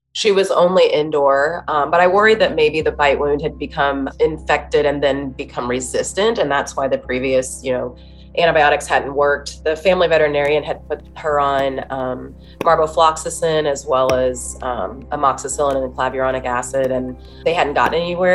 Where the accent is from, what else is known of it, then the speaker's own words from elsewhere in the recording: Dayton, Ohio, United States; I'm from Dayton, Ohio. Um, it's a city, but a smaller size city. And I um, went to a small Christian school